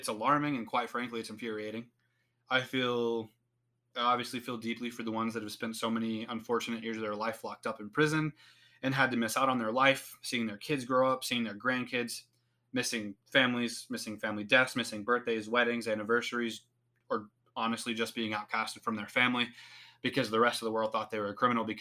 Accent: United States; As an American citizen that lives under the same set of laws and rules

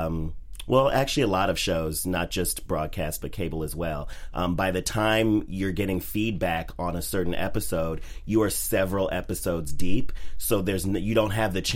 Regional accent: Chicago, Illinois, United States; moved away; I'm originally from Chicago.

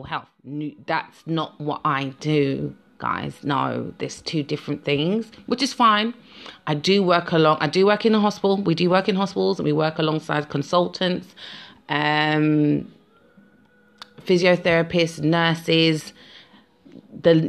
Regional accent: London, United Kingdom; I'm a Londoner

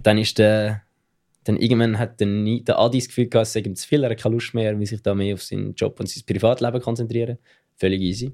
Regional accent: Switzerland; accent: Swiss German; ich rede Schweizerdeutsch

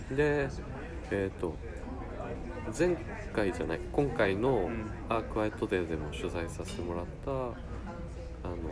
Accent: Matsumoto, Nagano, Japan; 僕の地元が長野県の松本

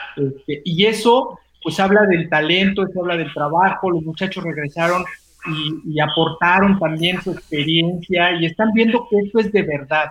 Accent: Mexico City, Mexico; yo soy chilango

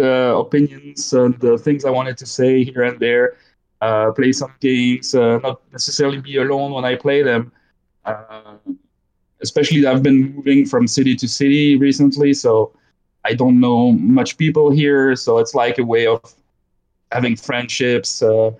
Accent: Belgium; born there; accent: Belgian French, Canadian French; English is a second language; so I was born in Belgium as well, so there's some and it's French, so there's some Belgian French, Canadian French in my accent

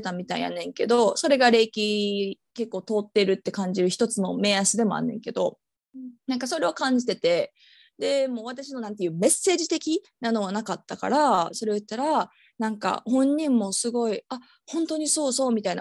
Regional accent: Osaka, Japan; moved away; 私大阪出身

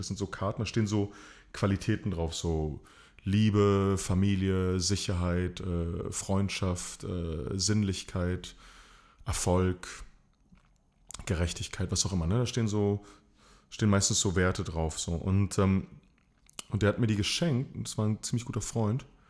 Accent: Chile; moved away; also born or lived in East Germany (GDR); Ich bin Sohn von äh, chilenischen Einwanderern, beides Theaterkünstler. Ich bin in der DDR geboren, in Chile aufgewachsen

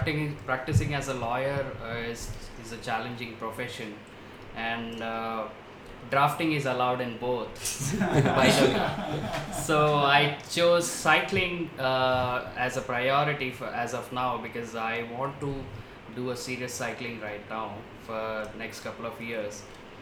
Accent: Andaman and Nicobar Islands, India; also born or lived in Chennai / Guntur; now in Hyderabad, India; I was born in Chennai. Spent most of my childhood in Andaman and Nicobar Islands. Traveled all over country. Moved back to Guntur, which is my hometown, and now almost settled in Hyderabad

